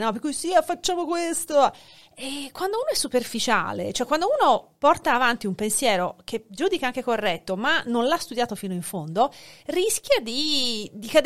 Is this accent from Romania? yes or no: no; Hungary; also born or lived in Finland; now in Florence, Italy; io tanto sono nata in Ungheria, ma sono, sono, ho, due nazionalità